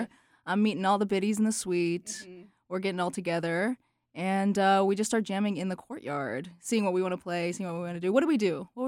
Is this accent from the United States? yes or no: yes; Charlotte, North Carolina, United States; I am hailing from Charlotte.